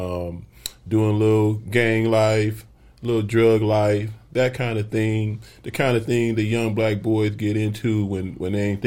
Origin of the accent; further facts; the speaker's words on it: Flint, Michigan, United States; moved away as an adult; now in Phoenix, United States; I've had an opportunity to really be an influence on the political scene in my hometown and here in Phoenix